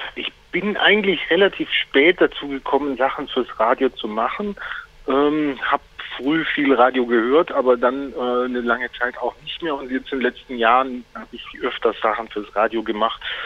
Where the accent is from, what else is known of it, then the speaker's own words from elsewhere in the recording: Heidenheim, Baden-Württemberg, Germany; moved away; Ich bin gerade im wunderschönen Heidenheim auf der Schwäbischen Alb. Das ist mein Geburtsort